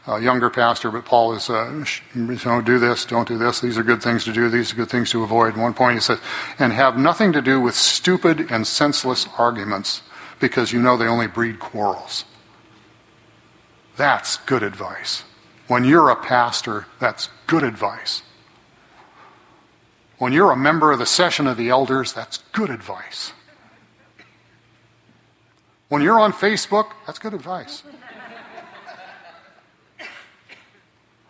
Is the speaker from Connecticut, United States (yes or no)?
no; Fresno, California, United States